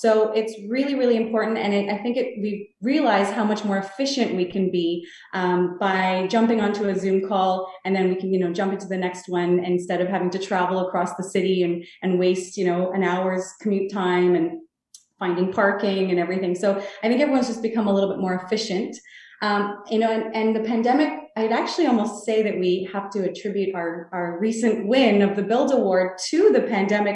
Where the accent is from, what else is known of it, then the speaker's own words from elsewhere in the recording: Toronto, Ontario, Canada; I, grew up in Toronto, I was born in Toronto